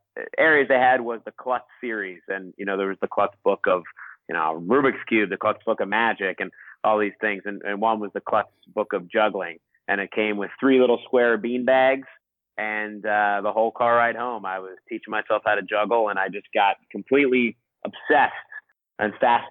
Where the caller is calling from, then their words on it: Costa Rica; Yeah, I'm calling from Costa Rica.